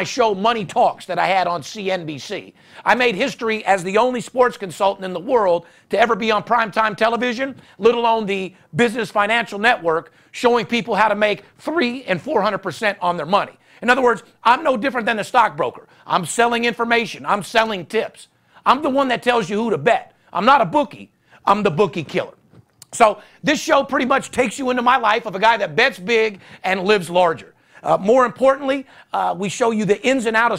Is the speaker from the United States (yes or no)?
yes; Las Vegas, Nevada, United States; I'm third generation born and raised in Las Vegas.